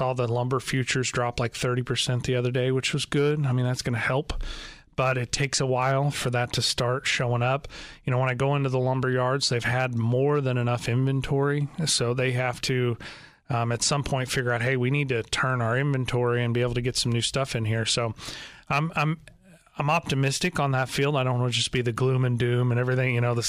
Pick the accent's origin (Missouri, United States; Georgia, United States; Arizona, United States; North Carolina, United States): Missouri, United States; Joplin; also born or lived in Chicago; I was born in Joplin, Missouri, so I was from this area, but at a very young age, we moved up to the Chicagoland area